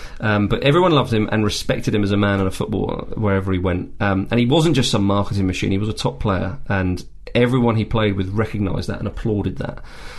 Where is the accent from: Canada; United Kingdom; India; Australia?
United Kingdom; England; we're English and he's English as well